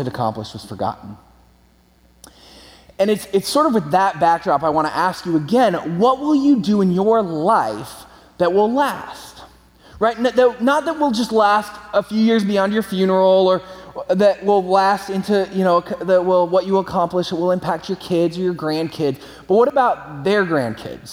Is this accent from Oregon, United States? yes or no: no; California, United States; I'm from California, moved back to California